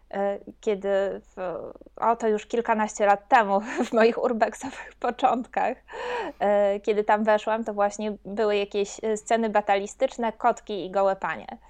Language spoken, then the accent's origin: Polish; Silesian Voivodeship, Poland; pochodzę ze Śląska